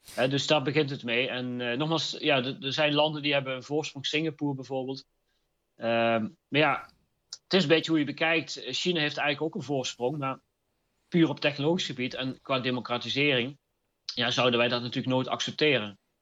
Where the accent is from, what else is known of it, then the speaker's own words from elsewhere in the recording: North Brabant, Netherlands; ik kom uit het Brabantse